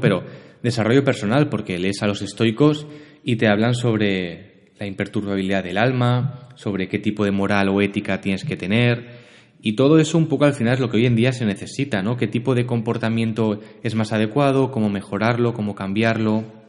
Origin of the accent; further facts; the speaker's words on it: Barcelona, Catalonia, Spain; also born or lived in L'Hospitalet de Llobregat; Yo soy de Barcelona, vivo aquí en, en Hospitalet, que bueno, en Cataluña, ¿no? De forma más genérica. Y nací, crié, estudié todo aquí